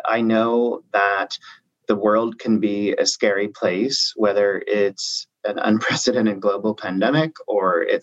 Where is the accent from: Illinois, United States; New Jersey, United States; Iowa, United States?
Illinois, United States; Southern; moved away as an adult; now in New York, United States; I grew up in Southern Illinois, and I went to SIU, Southern Illinois University, Carbondale